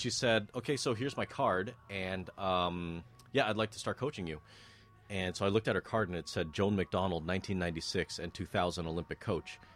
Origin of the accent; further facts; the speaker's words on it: Toronto, Ontario, Canada; also born or lived in North York; born in North York, but raised in Scarborough